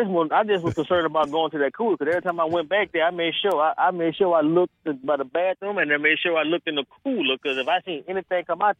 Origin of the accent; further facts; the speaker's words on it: New Orleans, Louisiana, United States; Now, I'm from New Orleans, and I work in a restaurant in New Orleans.